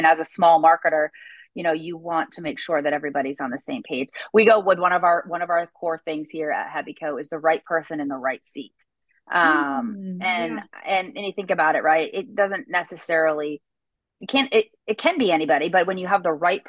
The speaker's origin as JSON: {"language": "English", "region": "East Coast", "country": "United States", "tie": "born or raised there", "moved": "yes", "lives_now": "the South, United States", "said": "I grew up on the East Coaster side"}